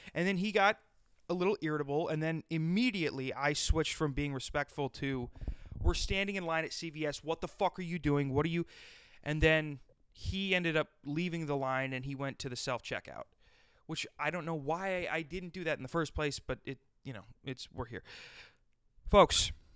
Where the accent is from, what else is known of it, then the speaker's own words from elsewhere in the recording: South Dakota, United States; I grew up in South Dakota